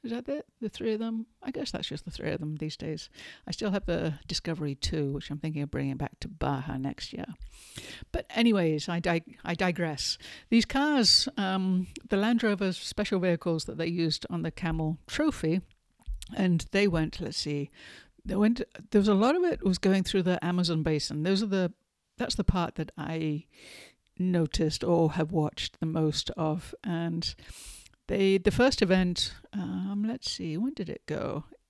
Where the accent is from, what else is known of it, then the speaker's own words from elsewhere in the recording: England, United Kingdom; moved away; I grew up in England, as you might be able to tell by my accent.